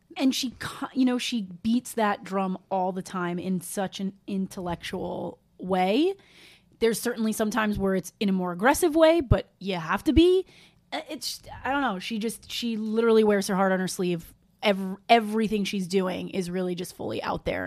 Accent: New York, United States; I'm from New York

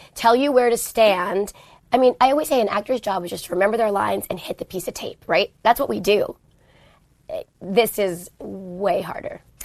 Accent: New York City, New York, United States; moved away; growing up in New York

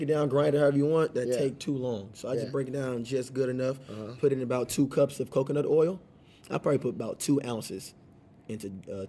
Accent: Atlanta, Georgia, United States; I'm from Atlanta.

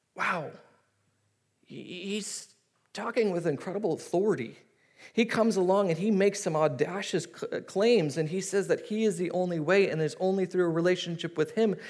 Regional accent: United States; we kind of as American society

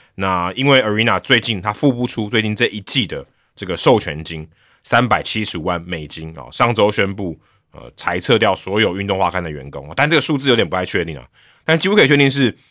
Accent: Hsinchu, Taiwan; moved away; also born or lived in Taipei; 小时候在新竹比较冷

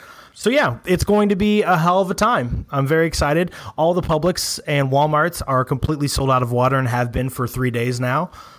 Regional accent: suburbs of Chicago, Illinois, United States; I am originally from the suburbs of Chicago.

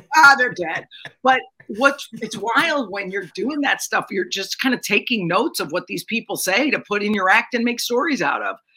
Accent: Connecticut, United States; moved away as an adult; also born or lived in Mount Kisco, New York; I grew up in Connecticut

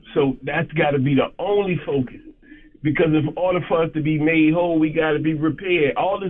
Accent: Savannah, Georgia, United States; Charlamagne, I'm from Savannah, man.

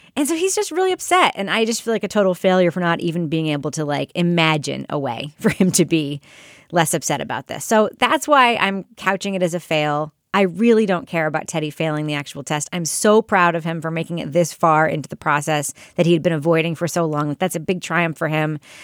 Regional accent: New York, United States; moved away as an adult; growing up in New York, where I didn't get my license until I was twenty

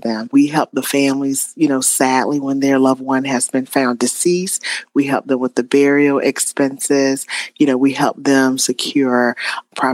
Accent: Spartanburg, South Carolina, United States; my hometown of Spartanburg, South Carolina

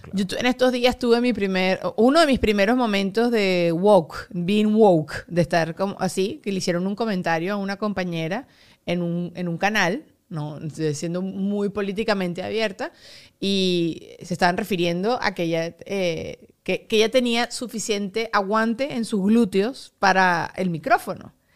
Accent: Mexico; now in Miami, United States; soy mexicano

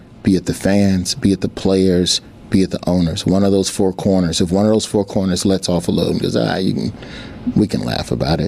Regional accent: Birmingham, Alabama, United States; also born or lived in Memphis, Tennessee; we moved to Birmingham from Memphis when I was in the third grade, and I was never in the same school system for more than 2 years until high school

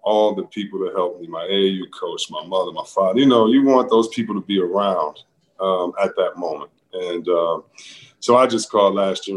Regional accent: Detroit, Michigan, United States; we grew up in Detroit

